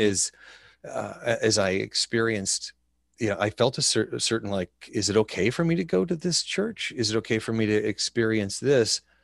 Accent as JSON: {"language": "English", "region": "Wyoming", "country": "United States", "tie": "born or raised there", "said": "Growing up in Wyoming"}